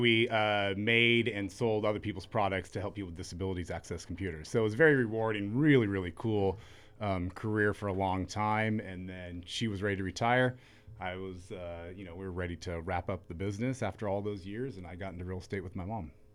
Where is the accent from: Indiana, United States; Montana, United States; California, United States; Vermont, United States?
California, United States; Ventura; growing up in Ventura